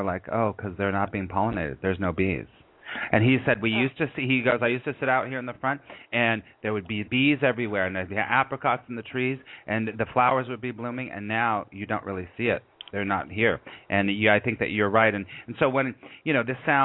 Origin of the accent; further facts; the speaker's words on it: Los Angeles, California, United States; moved away as an adult; also born or lived in New York; I was raised in Los Angeles